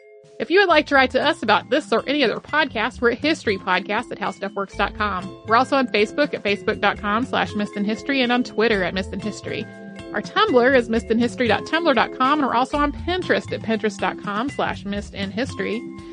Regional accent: Australia; Growing up in Australia in the 90s, when we learned about World War

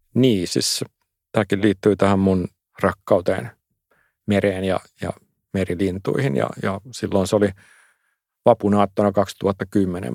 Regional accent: Finland; omassa lapsuudessa Suomessa

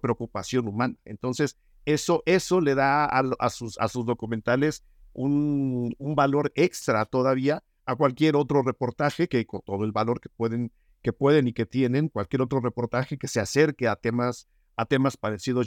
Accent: Mexico; quienes nacimos, crecimos y habitamos en este país

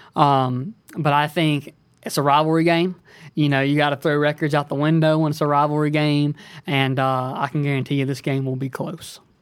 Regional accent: Lower Alabama, United States; accent: Alabama accent; now in Dallas, United States; originally from, I say L A, Lower Alabama

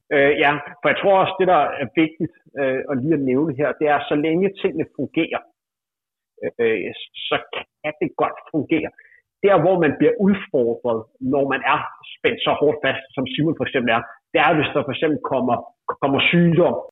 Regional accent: near Gentofte, Capital Region of Denmark, Denmark; i Gentofte, et par kilometer fra der, hvor jeg voksede op

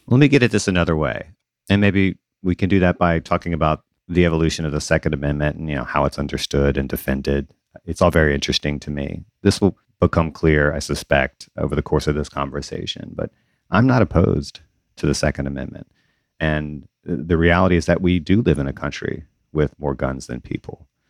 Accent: Southern Mississippi, United States; I grew up in the South, in Southern Mississippi

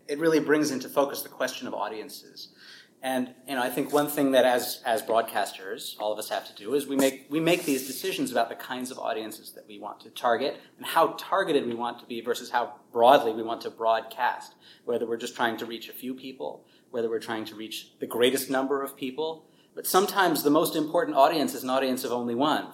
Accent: New York City, New York, United States; moved away as an adult; also born or lived in Pomona, California / Jakarta, Indonesia; now in Australia; I come from the U.S. originally. I was born and raised in New York City

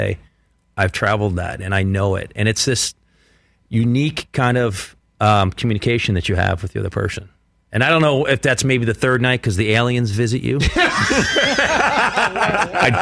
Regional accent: Philadelphia, Pennsylvania, United States; growing up in Philadelphia

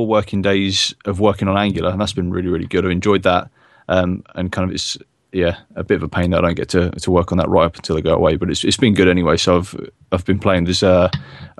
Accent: South of England, United Kingdom; also born or lived in Stockport; my whole family's northern. I'm the only southern in my family.

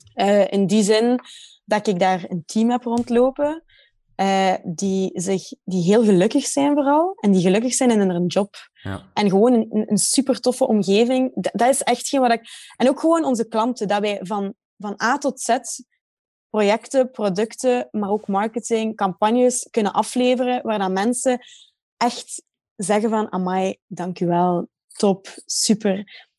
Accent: Waasland, Flanders, Belgium; also born or lived in Ghent; ik ben geboren in Gent, maar ik bedoel, wel opgegroeid in het Waasland

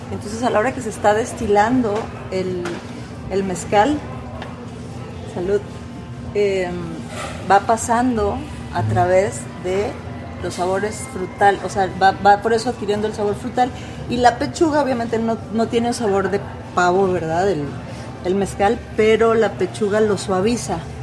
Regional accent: Ciudad Obregón, Sonora, Mexico; also born or lived in Mexico City; now in Antigua Guatemala, Guatemala; yo soy de Ciudad Obregón, Sonora, México, el norte de México.

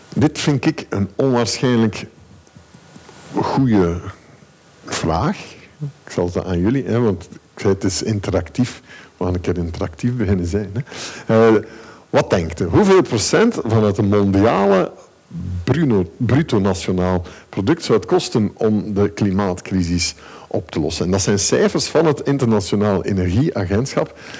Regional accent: Ghent, Flanders, Belgium; nu kom ik uit Gent. En in Gent is er heel weinig gevaar

